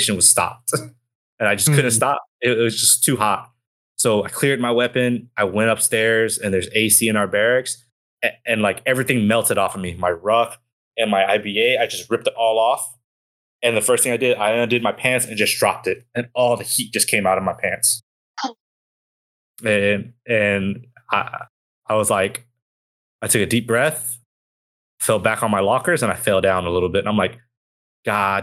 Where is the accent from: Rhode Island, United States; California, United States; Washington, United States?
California, United States; Southern; I am from the West Coast. I am in Southern California